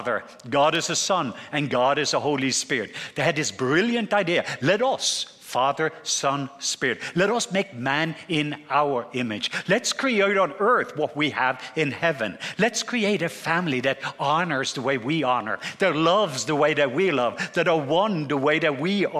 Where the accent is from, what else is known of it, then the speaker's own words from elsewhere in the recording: southwest Norway, Norway; accent: southern; I'm from the southwest part of Norway.